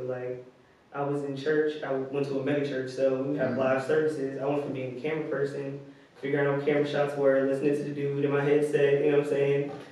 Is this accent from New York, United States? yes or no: no; New Jersey, United States; now in Richmond, United States; I'm from, yeah, I'm from Jersey. I went to Richmond maybe five years ago. Yeah, 2017.